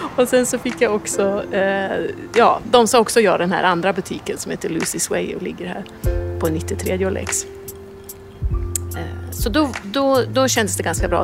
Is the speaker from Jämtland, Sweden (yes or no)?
yes; Orviken, Jämtland, Sweden; moved away as an adult; now in New York, United States; Kommer från en by utanför Östersund som heter Orviken. Eh, nu bor vi i New York